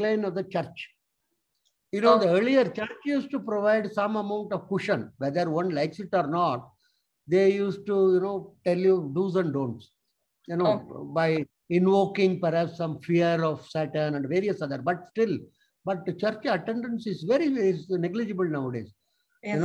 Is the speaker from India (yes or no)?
yes; India; I am from India